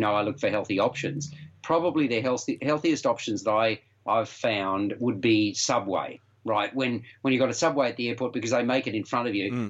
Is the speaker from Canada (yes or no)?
no; Melbourne, Victoria, Australia; Melbourne being my hometown